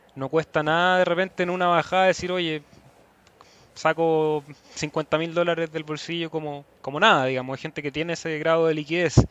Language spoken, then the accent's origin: Spanish; Chile; en mi país hay elecciones este fin de semana